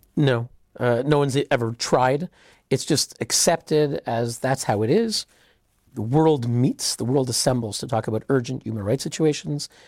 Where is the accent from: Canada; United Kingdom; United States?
Canada; I'm Canadian